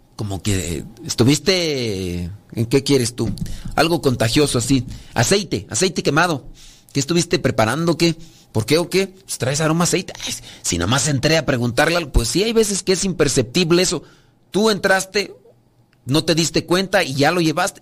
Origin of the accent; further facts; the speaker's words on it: Mexico; yo soy de México